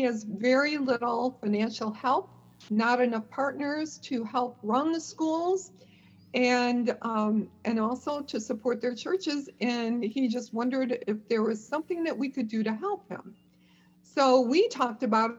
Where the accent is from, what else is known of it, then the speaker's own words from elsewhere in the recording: Chicago, Illinois, United States; moved away as an adult; now in Columbia, South Carolina, United States; I'm originally from the Chicago area and moved to Columbia, South Carolina in 1997 with my husband, John